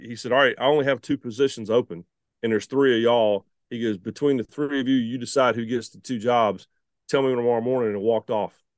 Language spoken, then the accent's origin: English; the Carolinas, United States; also born or lived in Shelby, North Carolina; growing up in the Carolinas